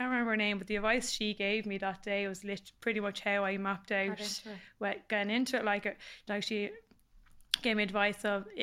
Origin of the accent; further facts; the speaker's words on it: Warrenview, Leinster, Ireland; growing up in Warrenview, we were a bit of a mad estate.